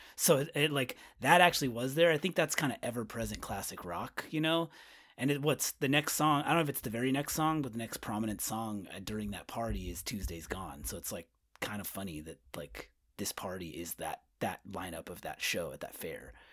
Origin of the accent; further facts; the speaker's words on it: Winters, California, United States; A town called Winters, California, outside of, like, Sacramento, Davis area.